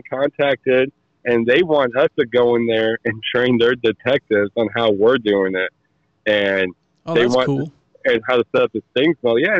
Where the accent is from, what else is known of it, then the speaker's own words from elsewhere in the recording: Muscoda, Wisconsin, United States; now in Alton, United States; I live in Alton, Illinois. I'm originally from Muscoda. I mean, I grew up all over the world. My dad was military. I was military.